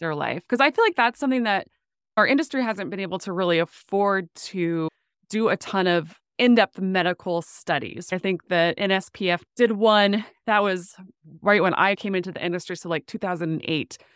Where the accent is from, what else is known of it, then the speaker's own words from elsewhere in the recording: Williston, North Dakota, United States; moved away as an adult; also born or lived in Phoenix / Chicago; now in Oklahoma, United States; I grew up in Williston, which is the heart of the oil boom area